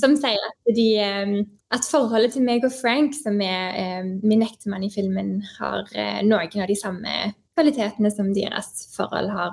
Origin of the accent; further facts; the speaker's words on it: Stavanger, Rogaland, Norway; moved away as an adult; also born or lived in Oslo; now in Canada; jeg kommer fra Stavanger, som er en fantastisk eh, by.